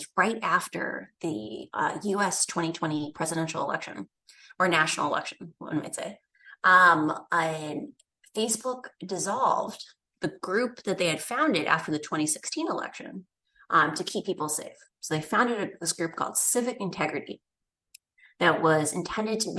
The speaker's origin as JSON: {"language": "English", "region": "Midwest", "country": "United States", "tie": "born or raised there", "said": "I grew up in the Midwest"}